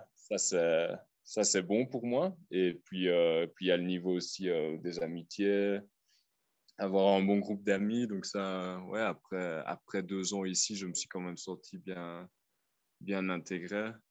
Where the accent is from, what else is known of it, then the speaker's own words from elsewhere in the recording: Liège, Wallonia, Belgium; moved away as an adult; now in Copampa, Peru; je viens de Liège, à mon avis j'ai encore l'accent là, qui reste un peu.